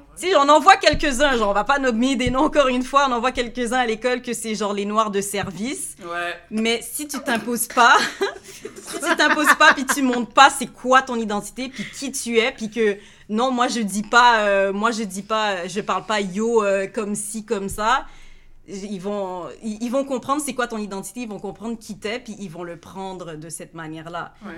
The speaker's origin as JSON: {"language": "French", "area": "Montreal area", "region": "Quebec", "country": "Canada", "tie": "born or raised there", "said": "je suis née à Montréal, puis j'ai grandi à Hansik."}